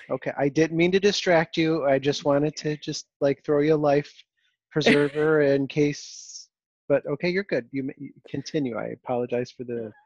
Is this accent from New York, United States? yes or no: yes; Rochester, New York, United States; I grew up in Rochester, New York.